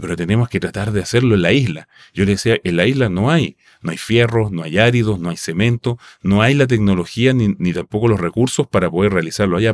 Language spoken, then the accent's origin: Spanish; Rapa Nui, Valparaíso, Chile; first language Rapa Nui; Spanish is a second language; moved away; mis vacaciones son en mi, en mi tierra natal